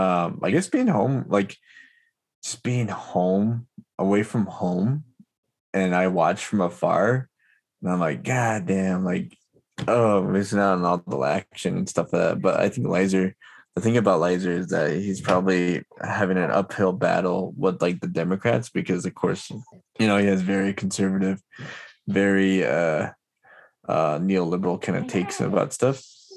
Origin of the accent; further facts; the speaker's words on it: New Mexico, United States; I'm from New Mexico